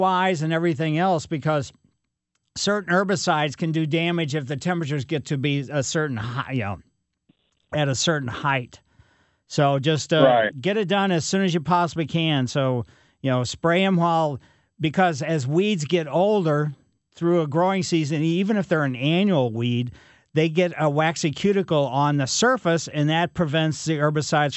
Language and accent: English; Ellisville, United States; I grew up in Ellisville